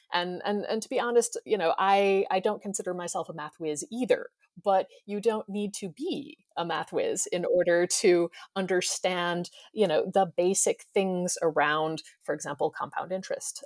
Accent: United States; moved away; I grew up in the United States

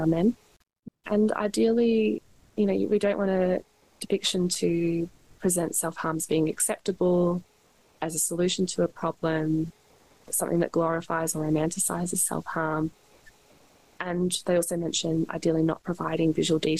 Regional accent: Australia; being Australian

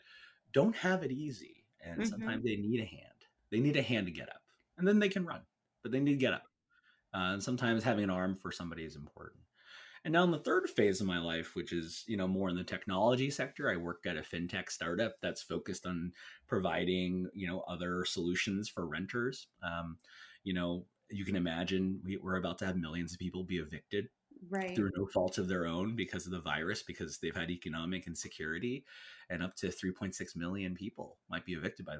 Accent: California, United States; my home state, which is in California.

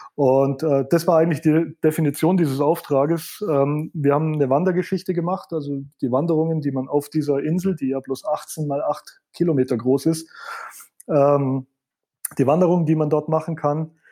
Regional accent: Allgäu, Bavaria, Germany; ich bin, äh, im Allgäu geboren

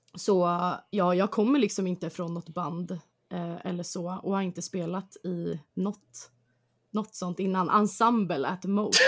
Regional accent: Stockholm, Stockholm County, Sweden; jag kommer från Hässelby eh, i Stockholm som är ute i förorten

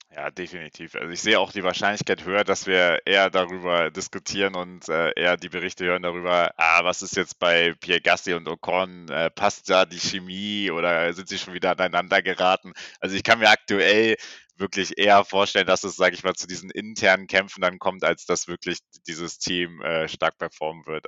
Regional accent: Germany; wir sind auch beide Deutscher

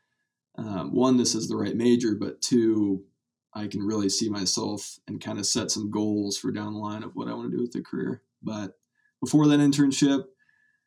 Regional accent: Kearney, Nebraska, United States; I'm from Kearney, Nebraska. Went to Kearney High

